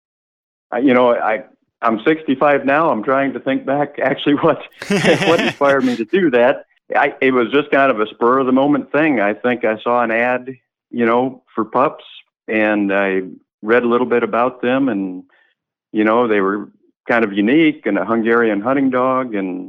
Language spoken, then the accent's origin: English; Ames, Iowa, United States; I'm calling from Ames, Iowa. I've lived here all my life